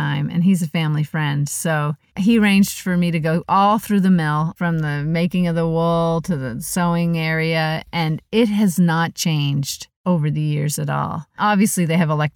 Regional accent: Truro, Nova Scotia, Canada; moved away as an adult; Truro is home for me. I mean, I left there when I was 18 years old, but no matter what, it always feels like home.

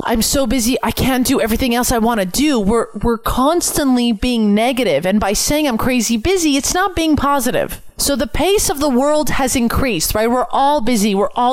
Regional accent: Canada; I'm Canadian

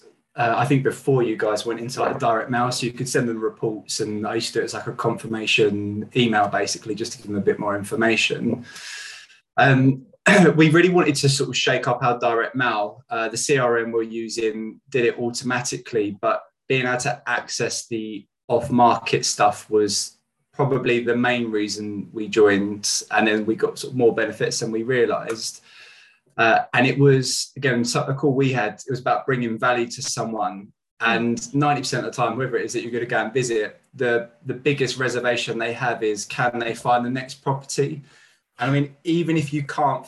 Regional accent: Kent, South East England, United Kingdom; also born or lived in Southeast London; I'm from Kent originally

